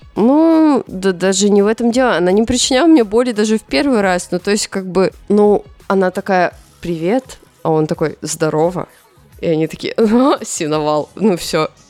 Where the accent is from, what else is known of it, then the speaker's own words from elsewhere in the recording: Chelyabinsk, Chelyabinsk Oblast, Russia; я родилась в Челябинске